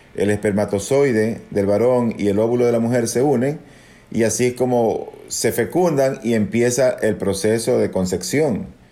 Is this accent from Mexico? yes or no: no; Ecuador; also born or lived in Dominican Republic; luego de haber terminado la escuela de medicina en mi país, es decir, acá en Ecuador